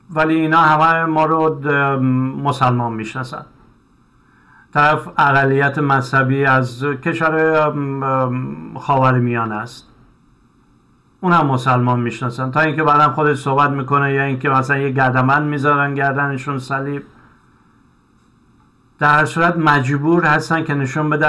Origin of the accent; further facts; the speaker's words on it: Iran; moved away as an adult; حالا بنا به دلایلی ما از ایران اومدیم به دنبال یه زندگی بهتر